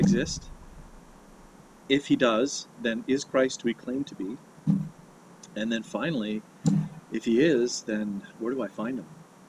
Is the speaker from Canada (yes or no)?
yes; Kamloops, British Columbia, Canada; also born or lived in Vancouver Island; I grew up in British Columbia. I was born on the island of Vancouver Island and raised in Kamloops in the interior.